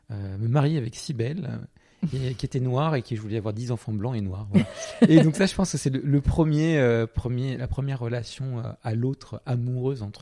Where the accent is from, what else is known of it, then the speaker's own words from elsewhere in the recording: Portugal; alors moi j'ai pas précisé, hein, je n'ai dû je viens du Portugal, mais ça, ça n'a pas trop d'impact, à part euh, un peu une double culture, un petit peu. Euh, ma mère est française, mon père portugais, voilà.